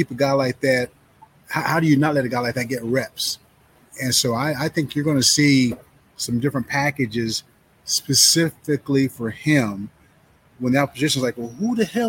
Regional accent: Lawrence, Kansas, United States; I grew up in Lawrence

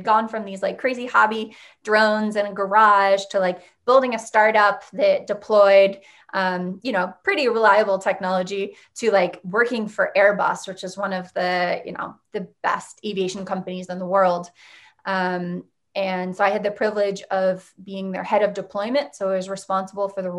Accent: Unionville, Pennsylvania, United States; I am launching a wine and coffee bar in my hometown

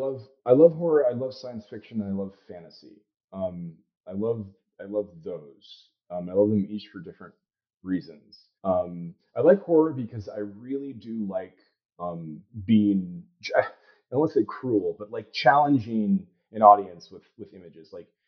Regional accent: Arizona, United States; Most of my childhood was spent in Arizona. Tucson and Phoenix and Chandler. I grew up in the desert in the suburbs

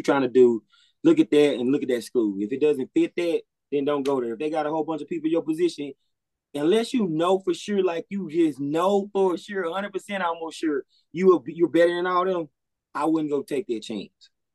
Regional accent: Mississippi, United States; I'm from Mississippi, from a small town in Mississippi

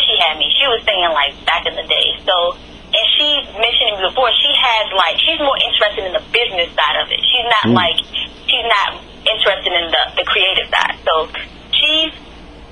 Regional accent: Temple Hills, Maryland, United States; moved away as an adult; also born or lived in Las Vegas / North Carolina; I was born in Temple Hills, Maryland, and I was raised there as well

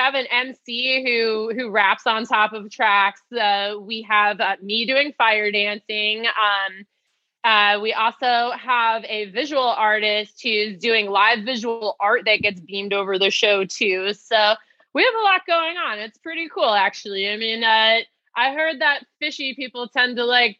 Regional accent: New Jersey, United States; growing up in New Jersey

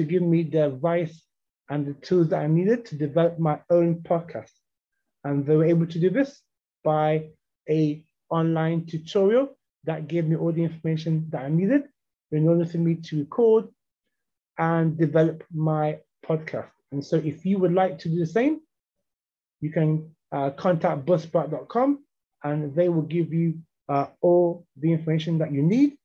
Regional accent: Ghana; I'm a Ghanaian journalist, broadcaster, and entrepreneur

